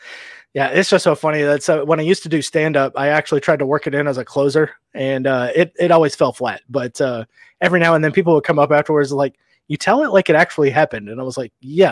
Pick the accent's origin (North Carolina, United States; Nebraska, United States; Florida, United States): Nebraska, United States; Omaha; born there; also born or lived in Nevada / Texas / Louisiana; I was born in Omaha, Nebraska, of all places. Lived out west in Reno, down in Texas for a little bit. And just Louisiana is just kind of where I ended up.